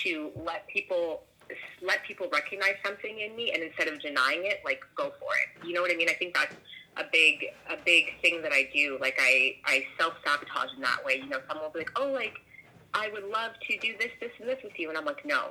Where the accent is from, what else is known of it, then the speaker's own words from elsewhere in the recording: Toronto, Ontario, Canada; moved away; I currently don't live in Toronto. I'm from Toronto.